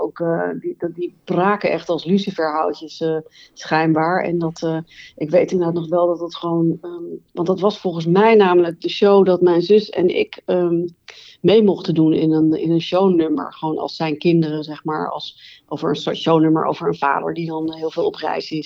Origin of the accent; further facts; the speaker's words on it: Het Gooi, North Holland, Netherlands; ik ben opgegroeid in het Gooi